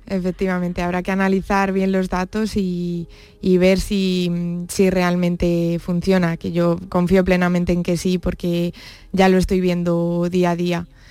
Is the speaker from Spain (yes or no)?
yes; Brihuega, Castilla-La Mancha, Spain; moved away as an adult; now in Jerez, Spain; yo nací en Brihuega, que es un pueblo de la provincia de Guadalajara